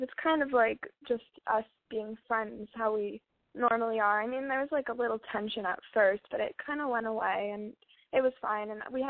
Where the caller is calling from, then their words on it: Los Angeles, California, United States; I'm calling from LA.